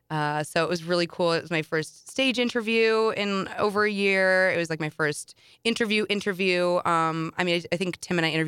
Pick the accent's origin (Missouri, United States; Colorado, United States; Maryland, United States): Missouri, United States; St. Louis; from St. Louis, Missouri."